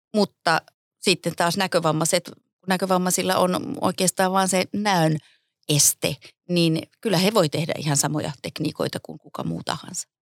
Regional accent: Pieksämäki, South Savo, Finland; moved away as an adult; also born or lived in Kuopio / Jyväskylä; Mä oon aloittanut judon 76 Pieksämäeltä, siis keskeltä Suomea

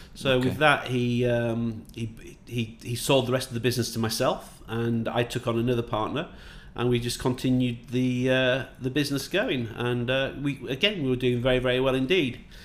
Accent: Yorkshire and the Humber, United Kingdom; also born or lived in Northamptonshire / Manchester; now in Dubai, United Arab Emirates; I'm from Yorkshire

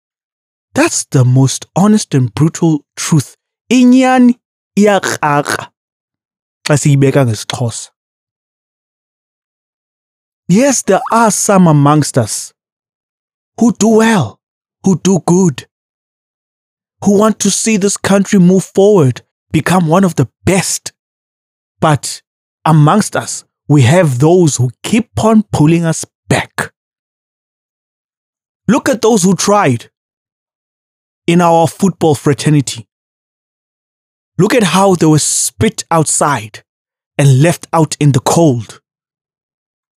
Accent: South Africa; as a South African, a black South African

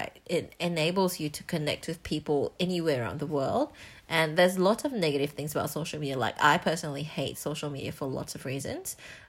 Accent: Singapore; moved away as an adult; now in Melbourne, Australia; I grew up in Singapore.

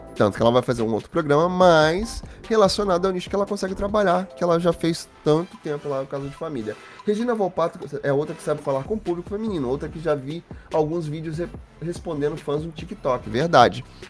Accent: Rio de Janeiro, Brazil; moved away; also born or lived in Guarujá, São Paulo; Não, nasci aqui no Rio. Mas eu morei muitos anos na, no Guarujá. Nasci no Rio. Sou do Meier

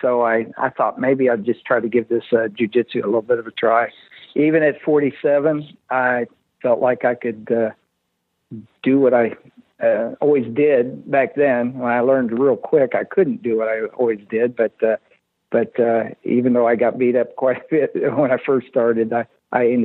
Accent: Illinois, United States; moved away as an adult; now in Wichita, United States; I'm originally from Illinois.

